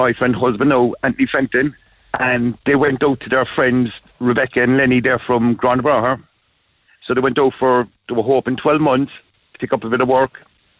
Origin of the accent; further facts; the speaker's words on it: Cork, Munster, Ireland; I'm in work in Blackpool at the moment, down in Mr. Windscreen, but I am from Ballyvillan.